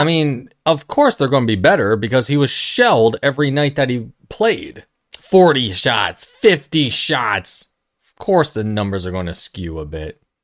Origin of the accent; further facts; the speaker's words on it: New York, United States; Being a New Yorker